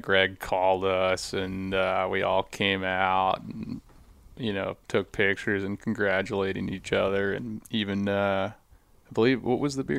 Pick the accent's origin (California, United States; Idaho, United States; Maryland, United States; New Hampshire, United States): Maryland, United States; we didn't really have quite the deer culture where I grew up in Eastern Maryland.